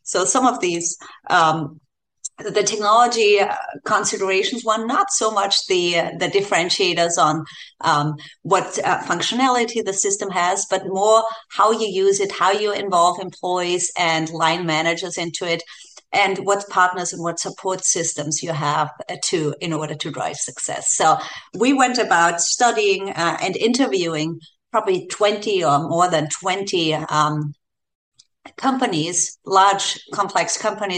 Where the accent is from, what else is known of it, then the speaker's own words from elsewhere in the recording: Austria; now in Bay Area, United States; I'm originally from Austria, if you're trying to guess the accent